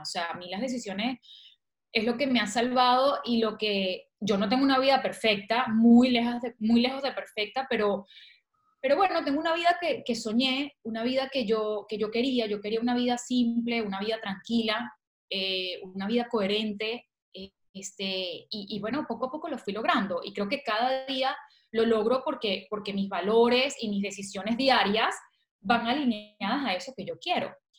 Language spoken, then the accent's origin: Spanish; Valencia, Carabobo, Venezuela; moved away as an adult; now in Barcelona, Spain; soy venezolana, valenciana y bueno, de corazón guara, pero soy, nací en Valencia, Venezuela y estoy en Barcelona desde hace seis años aproximadamente.